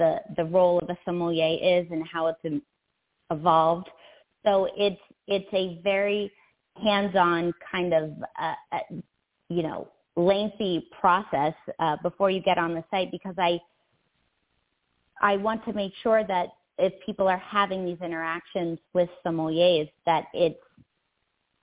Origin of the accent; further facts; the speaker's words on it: Philadelphia, Pennsylvania, United States; I was born and raised in Philadelphia, which doesn't have a huge wine culture